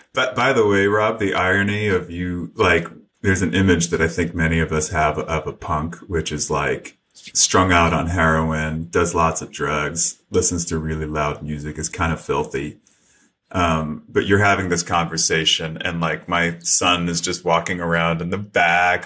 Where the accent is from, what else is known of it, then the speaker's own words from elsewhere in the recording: New York City, New York, United States; when I was a kid growing up in New York City